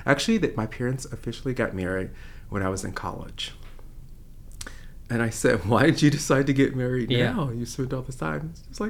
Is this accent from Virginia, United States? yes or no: yes; Broadnecks, Southern Virginia, United States; also born or lived in North Carolina; now in Chapel Hill, United States; I grew up in Southern Virginia in a small rural town. it probably called Broadnecks, Virginia.